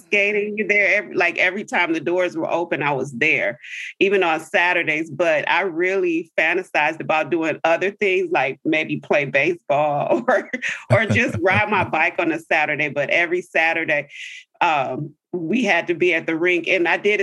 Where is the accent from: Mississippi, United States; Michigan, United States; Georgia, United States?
Michigan, United States; River Rouge; I grew up in Michigan, in a city called River Rouge. It's a southern suburb of Detroit.